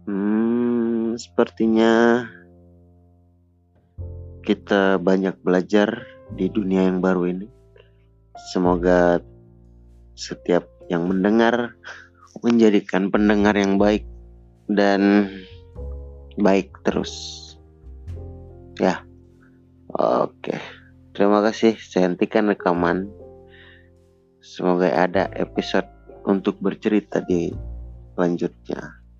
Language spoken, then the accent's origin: Indonesian; Aceh, Indonesia; Saya dari Aceh.